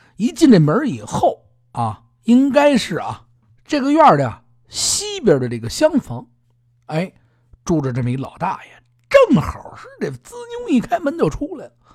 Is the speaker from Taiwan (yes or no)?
no; Beijing, China; 我是北京人